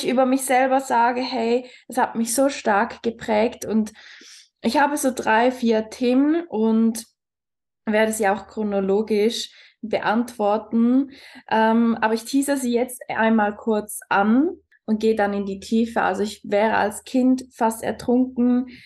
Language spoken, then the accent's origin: German; Switzerland; moved away; Ich bin ursprünglich aus der Schweiz. Vielleicht wird der eine oder andere aus meiner Aussprache hören.